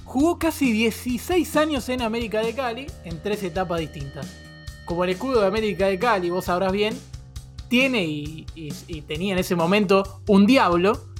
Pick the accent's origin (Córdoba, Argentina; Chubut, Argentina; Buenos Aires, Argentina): Buenos Aires, Argentina; Soy de Palermo, Buenos Aires.